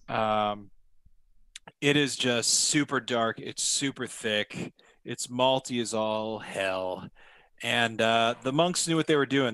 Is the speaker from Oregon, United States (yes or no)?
yes; Oregon, United States; my hometown